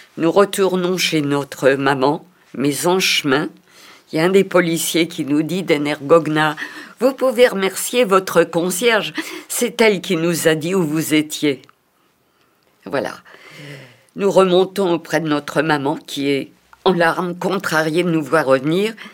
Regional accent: Paris, Île-de-France, France; je suis née à Paris en 1934

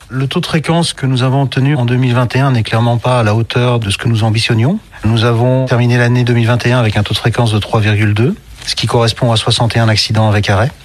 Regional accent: Belgium; je viens de Belgique

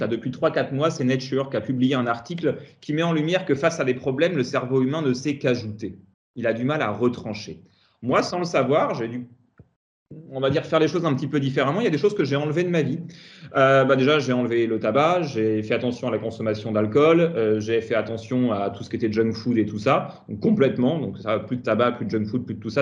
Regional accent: Tours, Centre-Val de Loire, France; moved away as an adult; also born or lived in Paris region; now in Yvelines, France; Je suis un Tourangeau d'origine

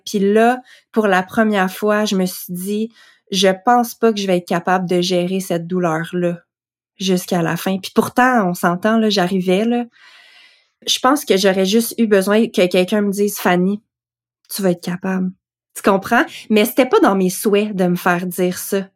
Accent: Quebec, Canada; also born or lived in Western Canada; j'ai déménagé de l'Ouest canadien pour revenir au Québec

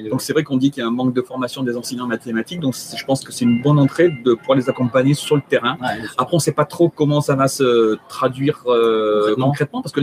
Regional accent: Haute-Savoie, Auvergne-Rhône-Alpes, France; euh, je viens de la Haute-Savoie

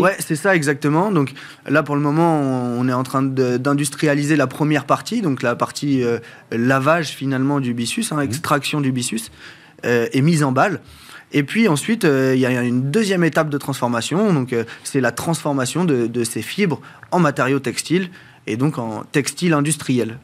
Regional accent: France; je suis originaire de la bête du Mont-Saint-Michel

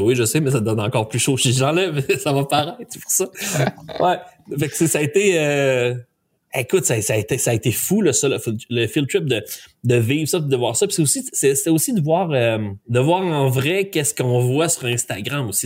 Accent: Quebec, Canada; ils savent que je suis un Canadien, ils savent que je suis un Québécois

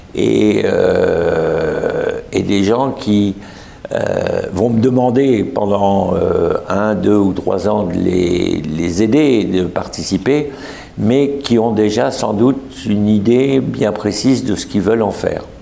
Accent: Lorraine, Grand Est, France; en France, je dis que je suis un Lorrain du Grand Est

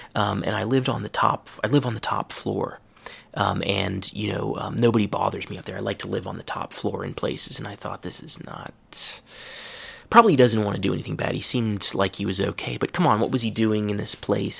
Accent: Cincinnati, Ohio, United States; moved away; I'm from Cincinnati, Ohio

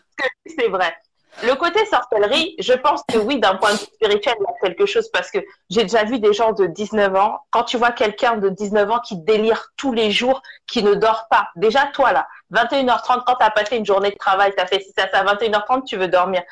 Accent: Togo; Je suis du Togo

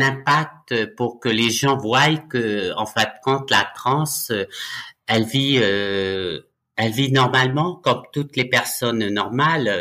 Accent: Nouméa, South Province, New Caledonia; moved away as an adult; also born or lived in Ducos, New Caledonia; now in France; Je suis né en Nouvelle-Calédonie euh, le 30 juillet 1962 à Ducos. Par contre, j'ai grandi à la rivière Salée

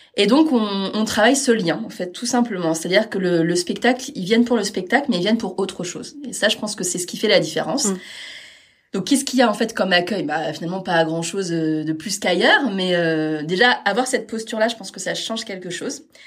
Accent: Caen, Normandy, France; je suis née à Caen, mais j'ai pas mal vadrouillé pour les études et puis pour les premiers postes.

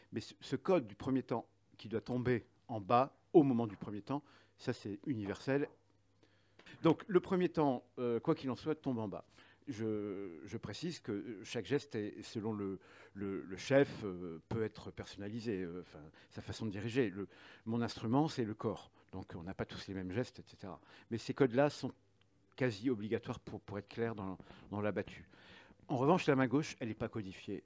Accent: the North, north of France, France; je suis, du Nord, donc je, je suis en, dès le collège, euh, mes parents m'ont mis en, classe à horaire aménagé

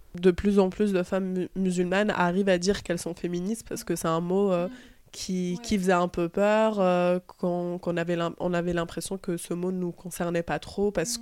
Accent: Tunisia; je suis tunisienne

